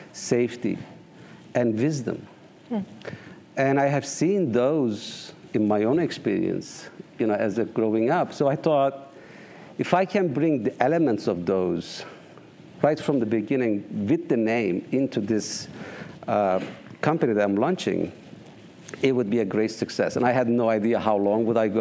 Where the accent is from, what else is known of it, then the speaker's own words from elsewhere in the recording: Eastern Turkey, Turkey; now in United States; I grew up on the eastern part of Turkey, in the northeast, and nomad, a tribal life